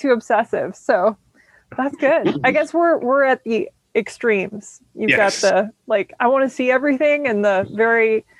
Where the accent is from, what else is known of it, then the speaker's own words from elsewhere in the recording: Champlin, Minnesota, United States; now in Arizona, United States; The Anoka-Champlin area.